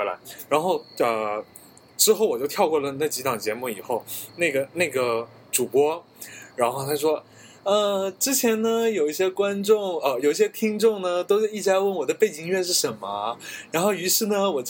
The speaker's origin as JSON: {"language": "Chinese", "country": "Taiwan", "accent": "Taiwanese", "said": "我自己觉得我讲的台湾腔还挺好听的"}